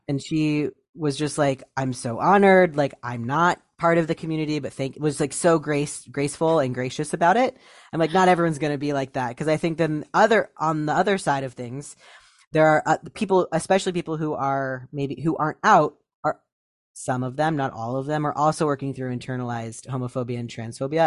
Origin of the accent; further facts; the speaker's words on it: Ohio, United States; moved away; I moved away from Ohio a while ago